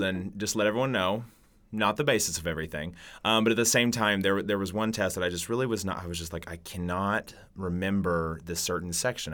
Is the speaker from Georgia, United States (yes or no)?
no; Catoosa, Oklahoma, United States; now in Stillwater, United States; coming from a small town in Catoosa, you know, in Oklahoma, then coming to Stillwater